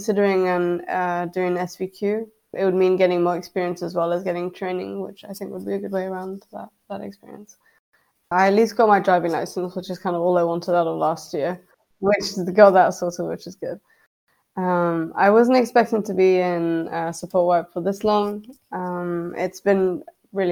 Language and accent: English; France; moved away as an adult; now in Edinburgh, United Kingdom; I'm from France, and in France the degrees are very field orientated.